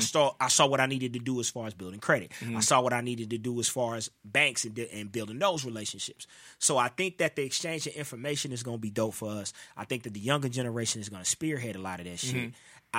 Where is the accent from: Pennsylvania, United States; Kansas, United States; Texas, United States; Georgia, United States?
Georgia, United States; Atlanta; you can't compete with me if I've been born and raised in Atlanta. And all my relationships are here.